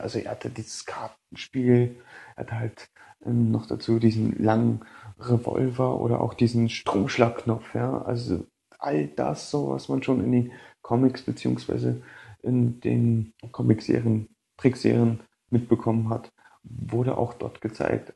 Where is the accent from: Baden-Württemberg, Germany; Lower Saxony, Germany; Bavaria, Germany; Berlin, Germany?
Berlin, Germany; now in Vienna, Austria; Ich komme gebürtig aus Berlin, wohne aber jetzt in Wien